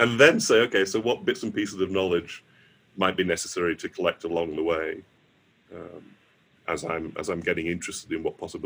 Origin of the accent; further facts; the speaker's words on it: Morley, Yorkshire and the Humber, United Kingdom; moved away; the house I grew up back in Morley